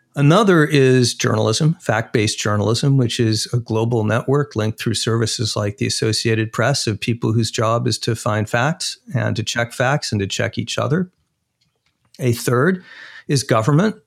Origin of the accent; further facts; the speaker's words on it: Arizona, United States; my home state, Arizona